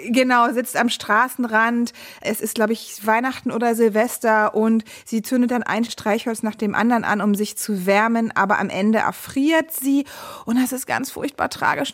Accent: Brandenburg, Germany; ich bin äh, Brandenburgerin, also so quasi letzte Spuren der DDR haben sich da bei uns noch zu Hause befunden

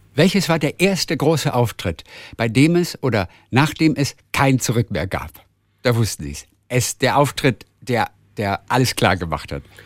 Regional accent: Northern Germany, Germany; ich komme aus Norddeutschland

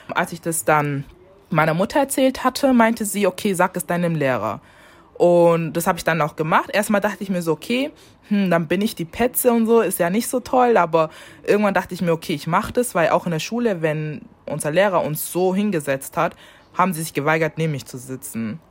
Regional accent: Germany; ich habe einen deutschen Pass, doch, ich wurde hier geboren

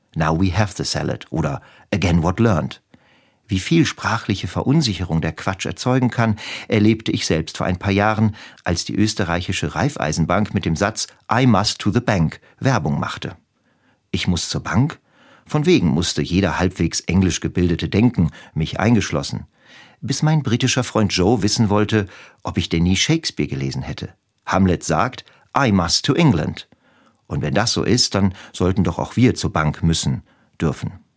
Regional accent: western Germany, Germany; während meiner Kindheit im Westen Deutschlands

